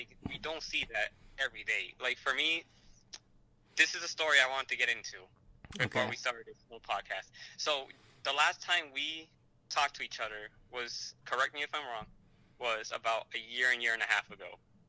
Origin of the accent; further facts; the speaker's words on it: Lawrence, Massachusetts, United States; as introduced by Ed. A little bit about myself, you know, I'm from Lawrence, Massachusetts, to a large family from Puerto Rico, artist, musician